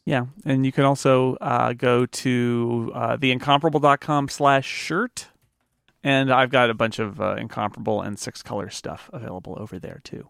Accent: United States; as an American

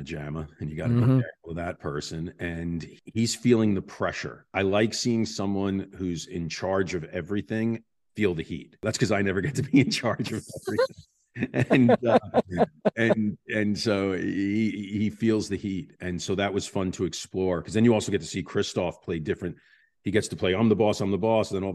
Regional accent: New York, United States; I'm from New York.

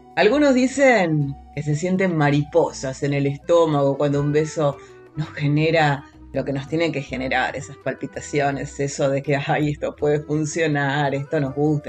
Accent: Argentina; por nuestra tierra, por nuestra tierra, tierra argentina

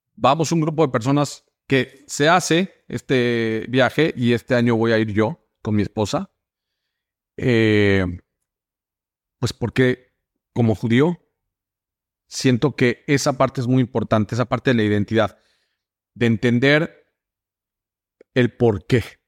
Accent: Mexico; moved away as an adult; now in United States; yo soy mexicano

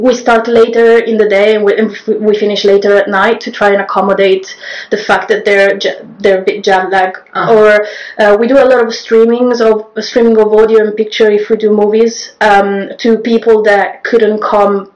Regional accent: Rome, Lazio, Italy; moved away as an adult; now in London, United Kingdom; I'm Italian. I come from Rome. So I learned to drive there. And I got my first moped when I was 14

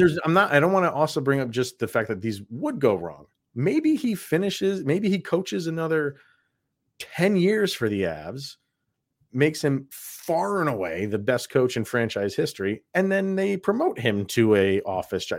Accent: New York, United States; born and raised in New York

